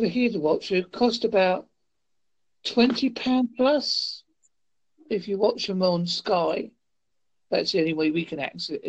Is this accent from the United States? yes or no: no; Devon, South West England, United Kingdom; I'm from a place called Devon. I have not got the typical English accent you're probably expecting.